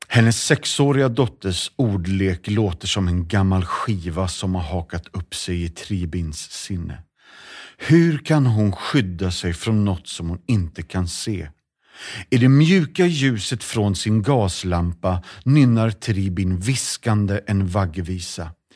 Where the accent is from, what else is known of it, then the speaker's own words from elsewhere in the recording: Sweden; vi är alla liksom svenskar